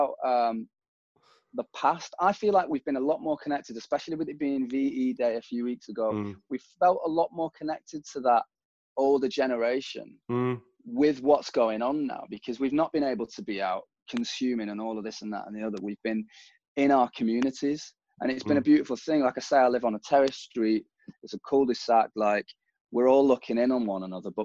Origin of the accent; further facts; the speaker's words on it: Manchester, North West England, United Kingdom; as someone from Manchester